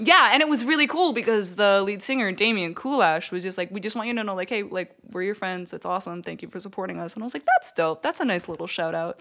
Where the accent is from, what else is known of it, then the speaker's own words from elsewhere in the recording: Canada; I'm Canadian